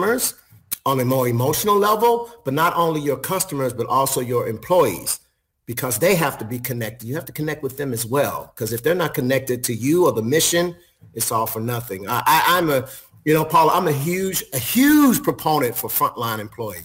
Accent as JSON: {"language": "English", "town": "Chicago", "region": "Illinois", "country": "United States", "also_born_or_lived": "Memphis, Tennessee", "moved": "as an adult", "said": "I'm originally from Chicago, so that was actually where I got my first hotel job."}